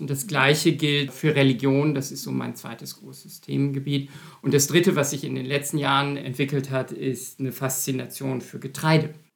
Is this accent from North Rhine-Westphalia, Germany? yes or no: yes; Münster, North Rhine-Westphalia, Germany; moved away as an adult; also born or lived in Berlin / Heidelberg / Tübingen; now in Frankfurt, Germany; Ich komme aus Münster, nur eine Autostunde entfernt hier von Bochum und habe dort auch angefangen zu studieren